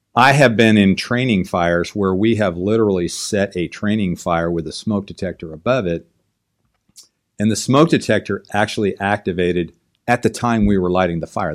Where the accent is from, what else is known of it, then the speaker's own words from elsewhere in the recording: Southern California, United States; I grew up here in Southern California